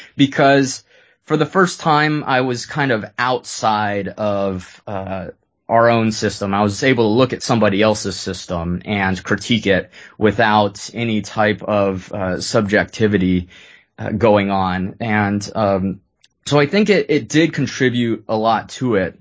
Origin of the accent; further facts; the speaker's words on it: San Jose, California, United States; also born or lived in Lewiston, Maine; growing up in Silicon Valley in San Jose